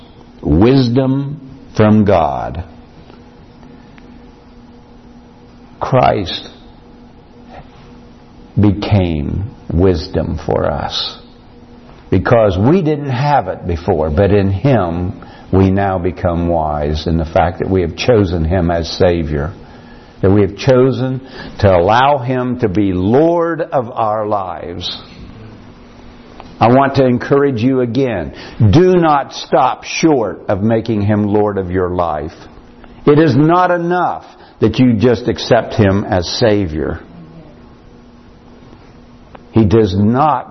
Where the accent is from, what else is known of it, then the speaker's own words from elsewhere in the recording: United States; I came from Morgan County